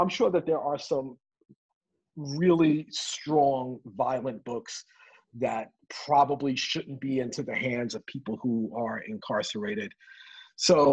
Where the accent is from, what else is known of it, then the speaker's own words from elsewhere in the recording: New York City, New York, United States; as a kid from growing up in the Bronx